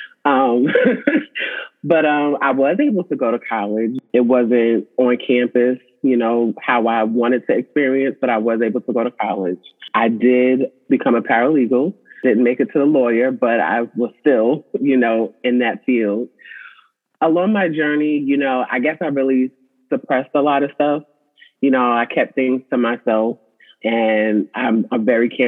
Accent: Suffolk, Virginia, United States; I am from Suffolk, Virginia.

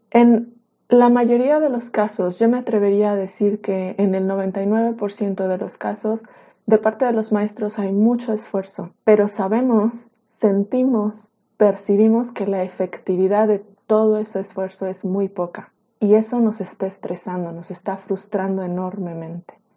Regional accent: Mexico; en mi país, en México

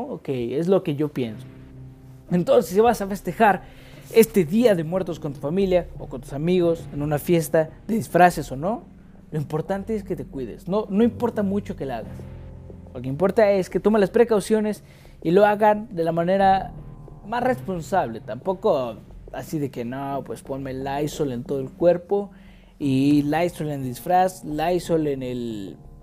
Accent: Mexico; como buen mexicano

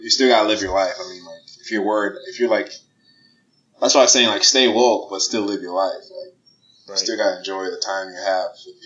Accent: United States; as an American you're traveling somewhere

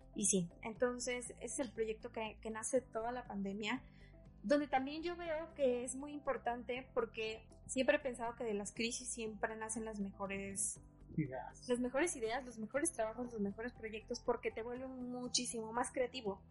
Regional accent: San Andrés Tuxtla, Veracruz, Mexico; now in Mexico City, Mexico; a la ciudad de donde soy originaria, que es San Andrés Tuxtla

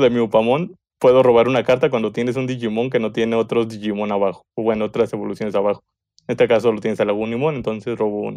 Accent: Mexico; soy mexicano

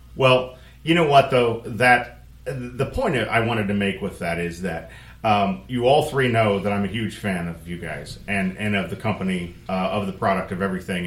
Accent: Muncie, Indiana, United States; moved away; I'm an Indiana boy. I grew up, I grew up in Muncie, which is just a little north of there

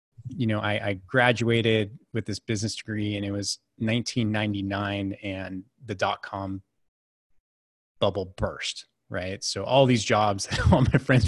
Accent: Silicon Valley, California, United States; I grew up in California, in the Silicon Valley before it was the Silicon Valley

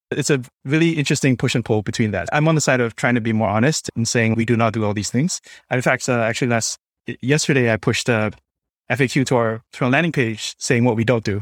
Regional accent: Singapore; moved away; also born or lived in New York; I'm originally from Singapore

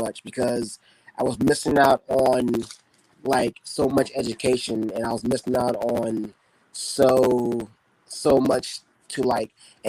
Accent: Chicago, Illinois, United States; moved away as an adult; also born or lived in Indianapolis, Indiana; now in Indiana, United States; Yes, I grew up in South Side of Chicago. I grew up on 69th and Eggleston.

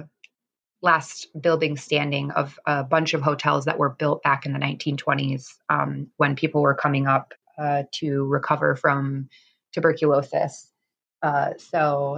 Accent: Star Lake, New York, United States; now in Saranac Lake, United States; I grew up in Star Lake, which is a very small town. It's a little over an hour and a half from Saranac and Lake Placid area.

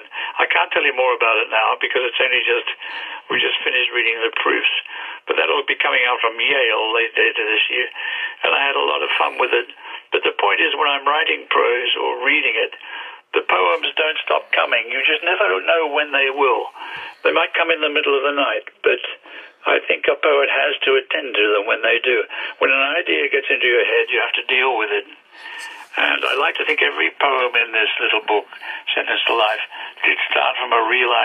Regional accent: Australia; now in England; Australia, which of course is where I came from originally.

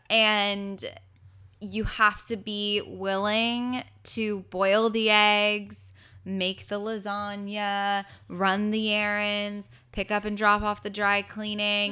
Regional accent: Los Angeles, California, United States; I'm from Los Angeles, my family's here

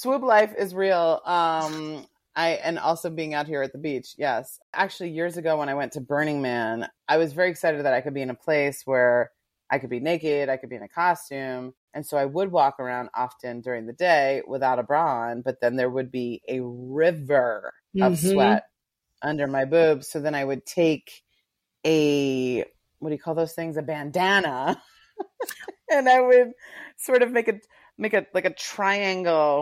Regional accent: New York City, New York, United States; born or raised there

